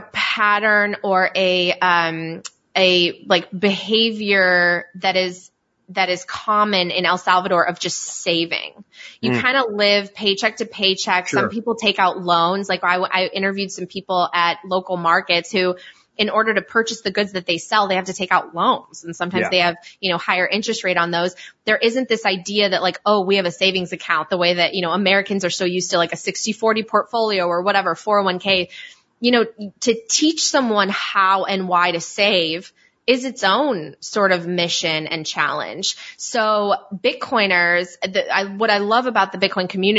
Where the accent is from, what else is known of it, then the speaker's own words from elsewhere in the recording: Poland; moved away; also born or lived in Italy; so I'm from Poland, and I also lived in Italy